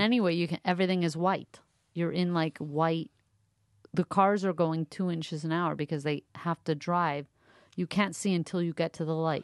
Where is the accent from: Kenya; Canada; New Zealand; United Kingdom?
Canada; Montreal, Quebec; moved away; I grew up mostly in Montreal.